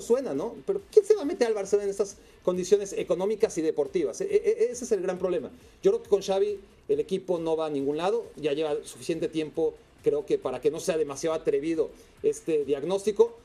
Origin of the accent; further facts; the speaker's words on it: Mexico; Como mexicano